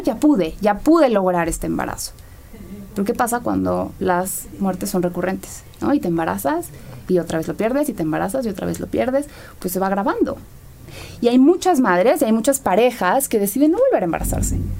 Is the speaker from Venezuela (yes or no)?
no; Mexico; En nuestra sociedad vemos como el mexicano